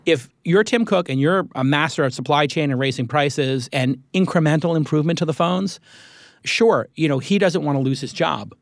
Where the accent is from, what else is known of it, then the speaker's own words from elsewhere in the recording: New York, United States; moved away; I'm a New Yorker